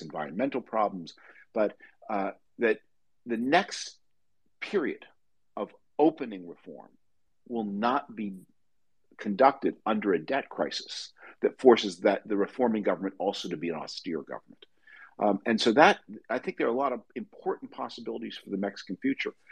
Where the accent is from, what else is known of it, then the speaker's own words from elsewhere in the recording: Canada; moved away; I'm from Canada originally